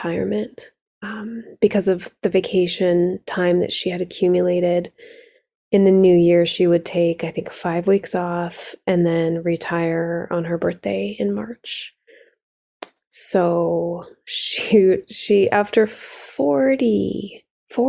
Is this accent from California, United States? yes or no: yes; South Lake Tahoe, California, United States; We grew up on the California side of South Lake Tahoe